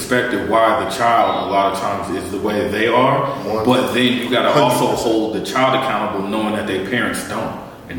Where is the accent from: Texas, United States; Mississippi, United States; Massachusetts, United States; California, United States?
California, United States; I'm from California.